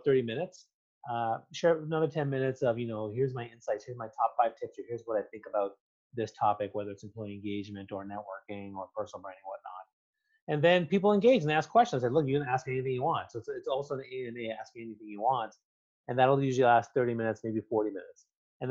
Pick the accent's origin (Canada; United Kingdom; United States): Canada; I'm Canadian